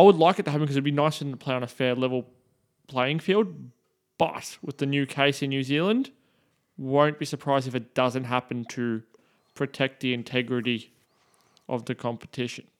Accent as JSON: {"language": "English", "region": "Scotland", "country": "United Kingdom", "said": "I'm Scottish."}